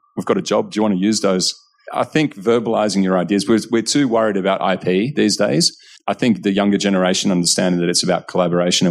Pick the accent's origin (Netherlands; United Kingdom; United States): Netherlands; also born or lived in Monbulk, Victoria, Australia; now in Australia; growing up in Holland